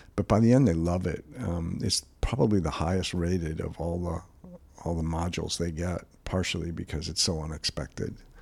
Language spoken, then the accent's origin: English; Cleveland, Ohio, United States; moved away as an adult; now in California, United States; I'm born and raised in Cleveland